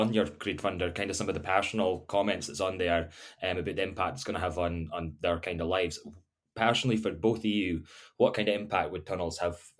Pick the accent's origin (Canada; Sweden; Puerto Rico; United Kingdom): United Kingdom; Unst, Shetland, Scotland; growing up in Shetland, not just Shetland but growing up in Unst